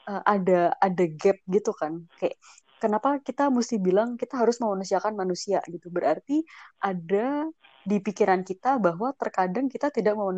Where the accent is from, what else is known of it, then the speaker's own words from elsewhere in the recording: Java, Indonesia; sebagai orang Jawa